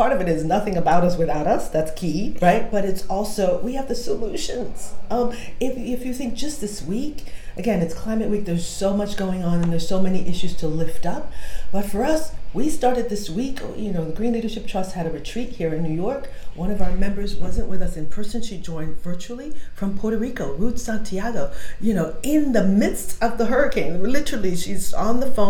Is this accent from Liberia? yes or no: yes; Liberia; I'm from Liberia